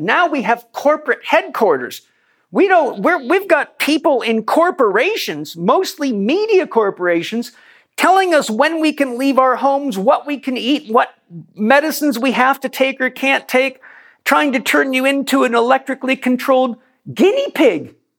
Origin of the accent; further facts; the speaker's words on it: United States; as an American